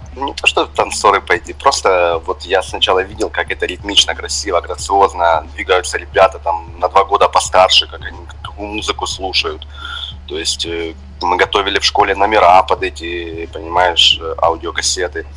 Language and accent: Russian; Donetsk, Donetsk Oblast, Ukraine; also born or lived in Pryvillia, Luhansk Oblast; я больше из Донецка, хотя родился в Луганской области